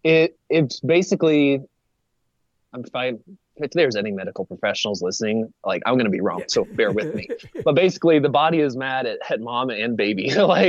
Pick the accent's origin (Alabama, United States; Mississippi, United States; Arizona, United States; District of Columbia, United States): Arizona, United States; I was born and raised in Arizona